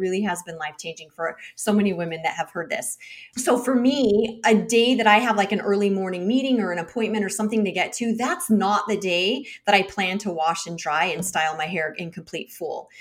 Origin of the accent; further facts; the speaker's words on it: United States; as an American